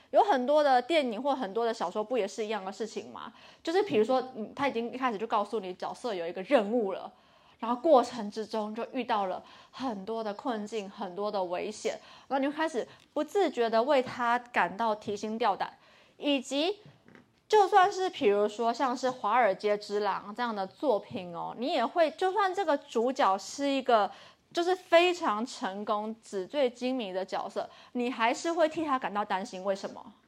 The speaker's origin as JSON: {"language": "Chinese", "country": "Taiwan", "tie": "born or raised there", "said": "我从小在台湾的升学主义下"}